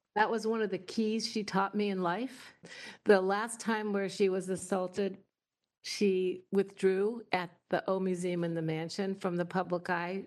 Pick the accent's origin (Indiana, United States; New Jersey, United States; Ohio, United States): Indiana, United States; moved away as an adult; now in Washington, United States; I came from Indiana